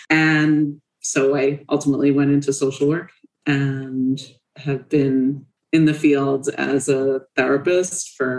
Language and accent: English; Spring Valley, New York, United States; I grew up in Muncie, Spring Valley, New York.